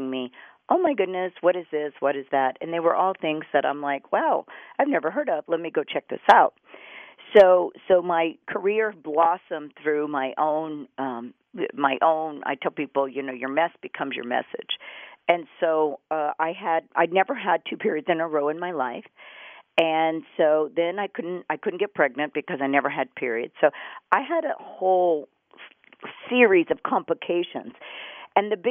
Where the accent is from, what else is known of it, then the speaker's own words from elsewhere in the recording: Houston, Texas, United States; I grew up in Houston, Texas